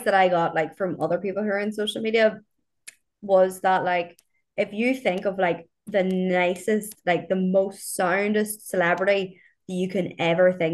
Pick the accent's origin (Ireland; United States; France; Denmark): Ireland; as Irish people